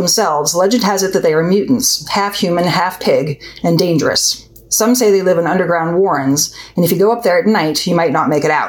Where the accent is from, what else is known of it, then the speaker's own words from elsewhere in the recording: Meadville, Pennsylvania, United States; my hometown of Meadville, Pennsylvania